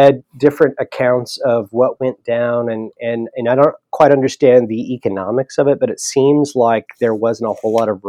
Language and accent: English; Southern California, United States; now in Oklahoma, United States; Palmdale, which is kind of where I grew up in Southern California.